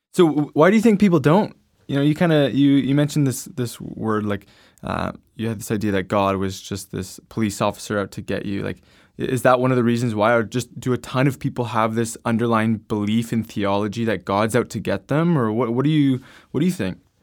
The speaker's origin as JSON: {"language": "English", "country": "Canada", "said": "I'm from Canada"}